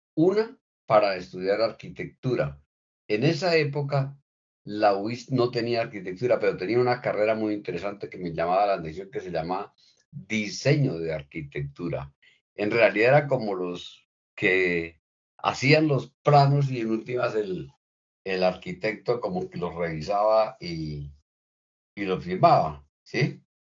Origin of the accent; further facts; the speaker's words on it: Bucaramanga, Santander, Colombia; also born or lived in Guaca, García Rovira, Santander; yo soy un niño de del campo, nací en García Rovira, concretamente en Huaca, y de más o menos entre 6 y 7 años eh, llegué a Bucaramanga, al barrio San Alonso